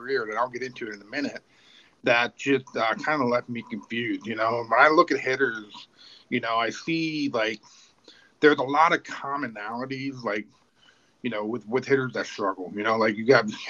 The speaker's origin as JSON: {"language": "English", "town": "Clearwater", "region": "Florida", "country": "United States", "tie": "born or raised there", "said": "I grew up in Clearwater, Florida"}